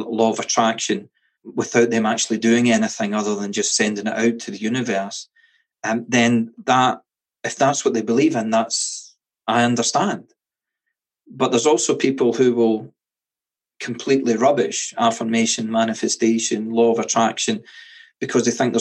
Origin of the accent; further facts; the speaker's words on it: Scotland, United Kingdom; Being Scottish